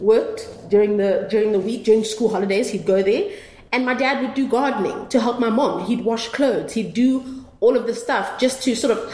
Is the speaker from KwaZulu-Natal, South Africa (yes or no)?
yes; Durban, KwaZulu-Natal, South Africa; growing up in Durban, obviously there was segregation